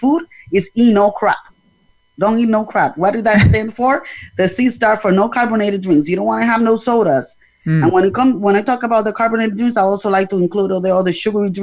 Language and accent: English; Puerto Rico; I'm a Latino, I'm Puerto Rican, and in our culture is different